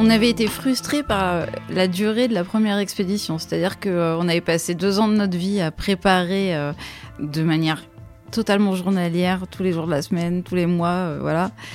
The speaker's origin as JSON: {"language": "French", "country": "France", "said": "On est français"}